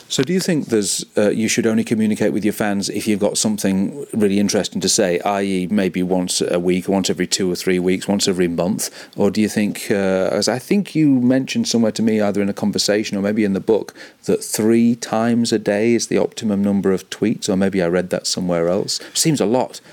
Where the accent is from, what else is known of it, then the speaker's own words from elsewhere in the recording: Cleethorpes, Yorkshire and the Humber, United Kingdom; my hometown of Cleethorpes